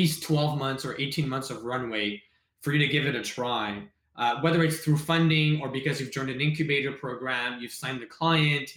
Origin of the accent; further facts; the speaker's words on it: Montreal, Quebec, Canada; I'm from Montreal. I studied in high school at Brébeuf, went to CEGEP at Brébeuf